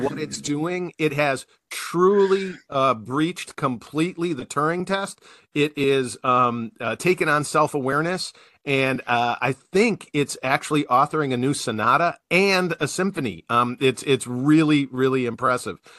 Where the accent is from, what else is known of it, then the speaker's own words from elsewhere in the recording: Wisconsin, United States; I'm from Wisconsin